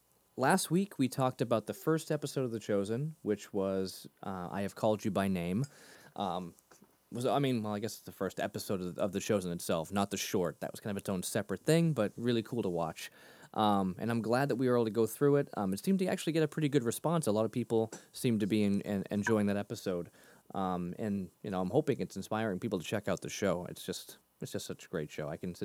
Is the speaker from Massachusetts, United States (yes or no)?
yes; Massachusetts, United States; I taught myself to get my R's back. I grew up near Boston. But I taught myself to get my R's back when I was about 11.